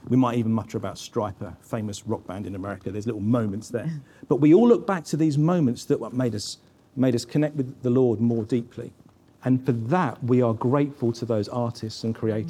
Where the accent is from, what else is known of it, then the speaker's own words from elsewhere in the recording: England, United Kingdom; I go out as an English person born in the United Kingdom